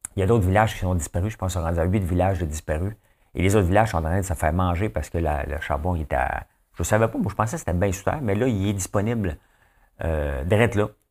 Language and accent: French; Notre-Dame-de-la-Paix, Quebec, Canada; moved away; moi, je viens de Notre-Dame-la-Paix